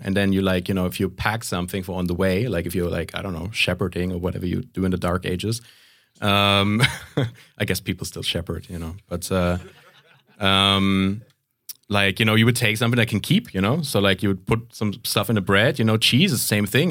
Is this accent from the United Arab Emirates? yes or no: no; Canary Islands, Spain; moved away; also born or lived in Central Europe; I grew up in Spain, so it's, um, and especially, like, where I grew up in the Canary Islands